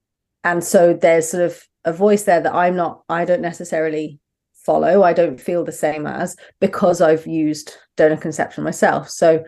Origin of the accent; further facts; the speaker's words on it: Brighton, South East England, United Kingdom; accent: southern; moved away as an adult; now in Manchester, United Kingdom; No, I grew up in Brighton, so right down the very far south of England. But my wife is from up north, so we moved up about 8 years ago. Mm-hmm. I've sadly lost my southern accent.